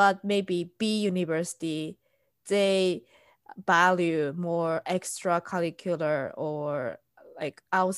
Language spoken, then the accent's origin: English; Japan; English is a second language; moved away as an adult; now in United States; I'm Japanese and I'm living in US.